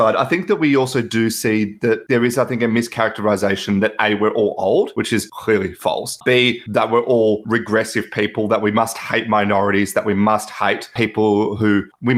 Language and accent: English; Melbourne, Victoria, Australia; I am from Melbourne, Australia.